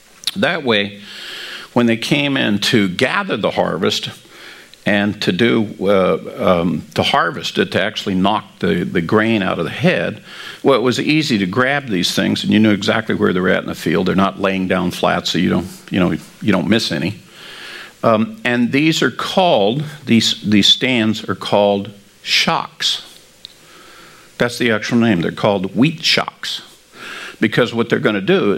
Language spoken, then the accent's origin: English; Kansas, United States; because I come from Kansas, and I did work the wheat harvest as a kid